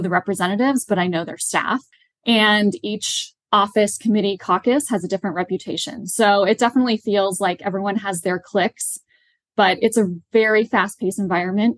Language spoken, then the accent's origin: English; Midwest, United States; moved away as an adult; also born or lived in Washington, D.C.; now in Charlotte, United States; I am originally from the Midwest